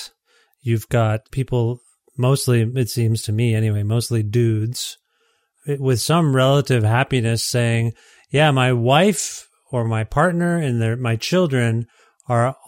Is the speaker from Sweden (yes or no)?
no; Ontario, Canada; moved away as an adult; now in Alberta, Canada; I live in Alberta, having been I'm from Ontario